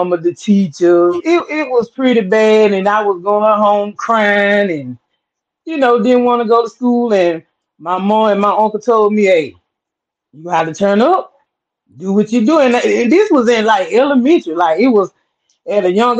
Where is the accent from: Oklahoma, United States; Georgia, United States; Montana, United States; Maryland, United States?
Georgia, United States; Sylvester; I'm out of Georgia, small town called Sylvester, Georgia